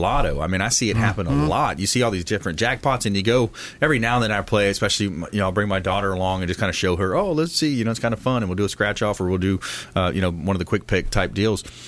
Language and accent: English; South Florida, United States; I'm from South Florida. I'm from a small town. I used to go hunting and fishing down there in the Everglades growing up. I mean, I grew up in the, you know, the South, you know, South Florida